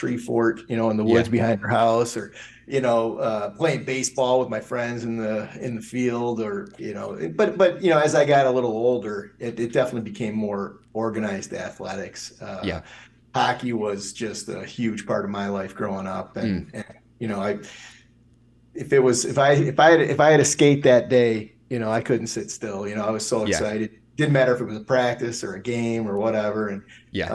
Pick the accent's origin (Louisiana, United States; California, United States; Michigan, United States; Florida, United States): Michigan, United States; a half hour north of Ann Arbor, bedroom community of Detroit; I live in Ann Arbor now, and I grew up about a half hour north of here. You know, and when I grew up, it was definitely a bedroom community of Detroit